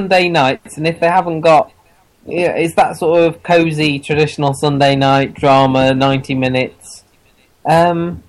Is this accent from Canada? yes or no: no; Wales, United Kingdom; I'm from Wales, I am